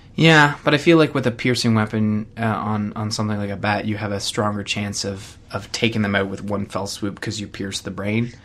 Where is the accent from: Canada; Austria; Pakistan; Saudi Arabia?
Canada; I'm Canadian